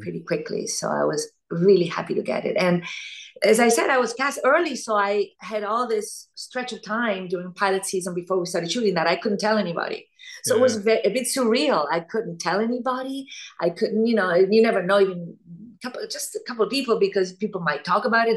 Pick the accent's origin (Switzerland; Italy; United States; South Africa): Italy; moved away; also born or lived in Argentina; I was born in Argentina, grew up in Italy